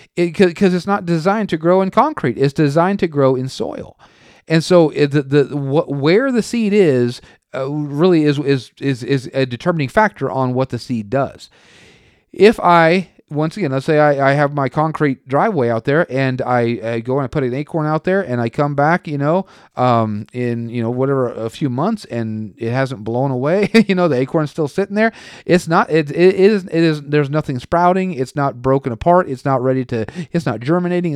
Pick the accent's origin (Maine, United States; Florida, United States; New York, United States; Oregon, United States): Oregon, United States; western; moved away; also born or lived in Tulsa; I'm from Oregon. the western part of Oregon